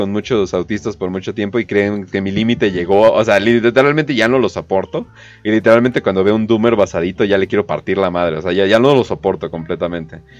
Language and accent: Spanish; Canada; Eh, de Canadá.